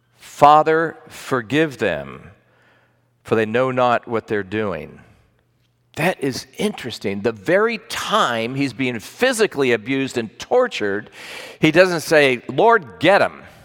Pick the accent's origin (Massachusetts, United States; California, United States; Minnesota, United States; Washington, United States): Massachusetts, United States; I'm from Massachusetts